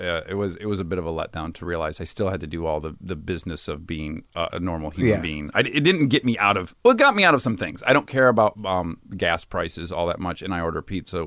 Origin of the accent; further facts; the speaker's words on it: Milford, Michigan, United States; Well, I'm from Michigan. I'm from a suburb of Detroit.